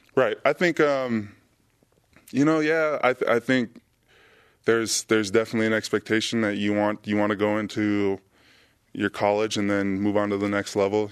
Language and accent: English; San Diego, California, United States; I'm from San Diego